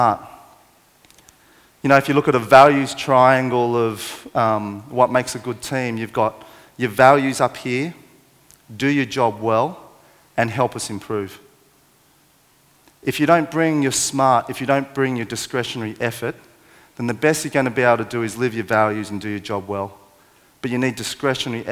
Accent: Parramatta, New South Wales, Australia; born or raised there

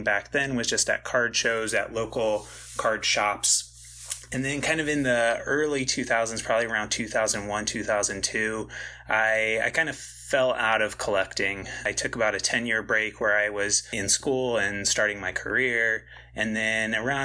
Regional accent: Central Illinois, United States; I grew up in Central Illinois

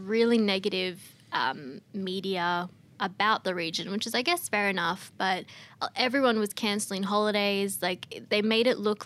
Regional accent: Australia; also born or lived in South Africa; I'm South African born but moved here when I was two. So I'm as Australian as they come

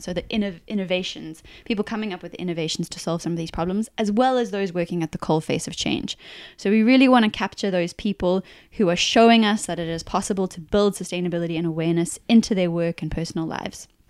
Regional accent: South Africa; moved away as an adult; also born or lived in New Zealand / United Kingdom; now in Australia; We're originally from South Africa, but we now call Australia home.

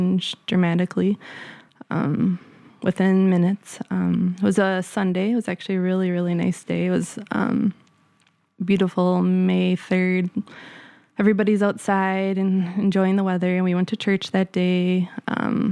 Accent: Wisconsin, United States; moved away as an adult; also born or lived in California; I grew up in a small town in Wisconsin

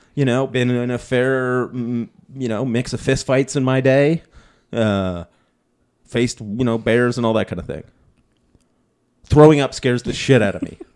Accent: Ontario, Canada; we're from Ontario, we don't get any snow accumulation

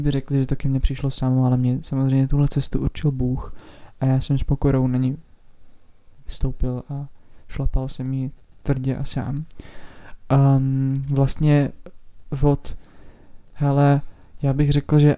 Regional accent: Roudnice nad Labem, Ústí nad Labem Region, Czechia; a vlastně pocházím z Roudnice.

